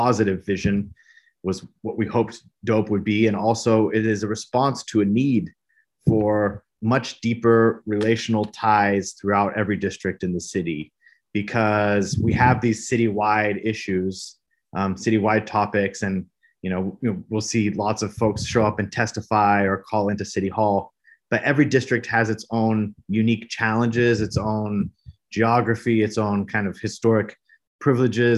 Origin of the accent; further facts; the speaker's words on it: Brazil; moved away as an adult; now in Austin, United States; I am born and raised in Brazil, Latin America, and have been living in Austin now for a little over 10 years